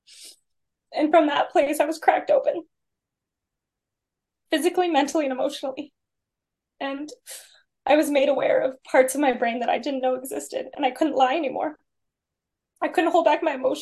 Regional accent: South Lake Tahoe, California, United States; I grew up in South Lake Tahoe in California, big skier mountain person.

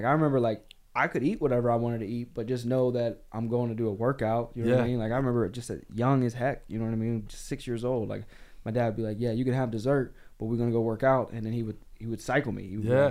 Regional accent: the South, United States; Like growing up in the South, like we had to go outside and work.

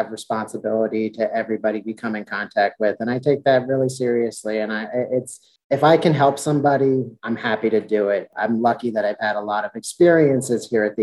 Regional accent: Philadelphia, Pennsylvania, United States; also born or lived in Washington, D.C.; I grew up in the Philadelphia suburbs area. So Philly's really been my home my entire life.

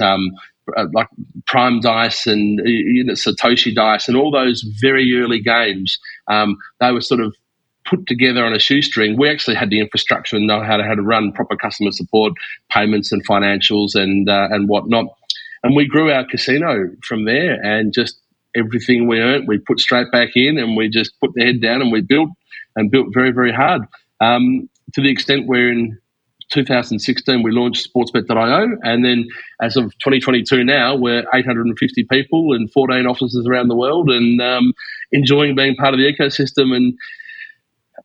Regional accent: Melbourne, Victoria, Australia; moved away as an adult; now in Estonia; Where I come from, born and raised in Melbourne in Australia, went to University of Melbourne

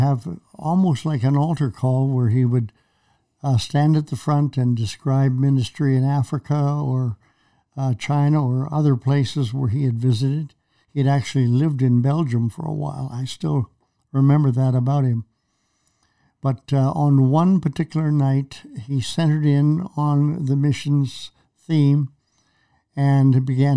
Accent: Prince Albert, Saskatchewan, Canada; I grew up in Canada, as you know, and my father was a Pentecostal preacher.

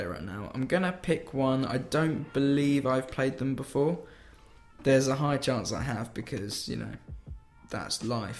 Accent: England, United Kingdom; We're from England.

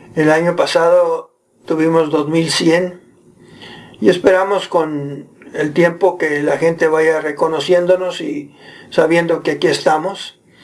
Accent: Monterrey, Nuevo León, Mexico; moved away as an adult; also born or lived in Philippines; now in Provo, United States; yo nací en Monterrey

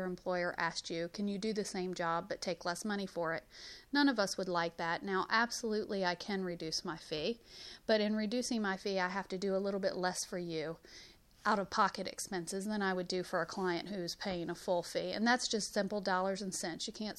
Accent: Huntsville, Alabama, United States; moved away; also born or lived in Northern Virginia; originally from Huntsville, just gone for many years.

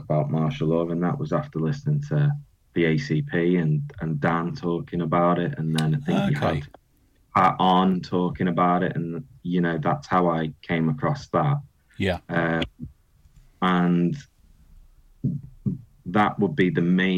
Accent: the Wirral, North West England, United Kingdom; I'm from the Wirral, so I'm not allowed to call myself a Scouser

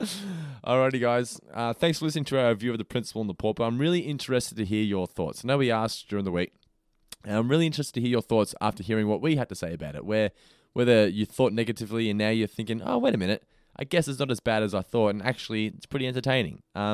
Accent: Scotland, United Kingdom; I'm from North Kilttown.

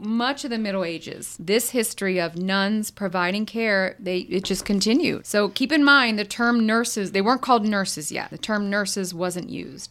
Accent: United States; I, I grew up in America and I'm English speaking

